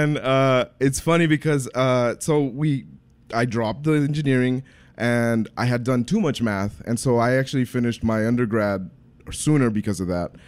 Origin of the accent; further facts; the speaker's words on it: Brownsville, Texas, United States; also born or lived in Nicaragua; I grew up in Brownsville. I'm originally from Nicaragua, so I'm the American immigrant story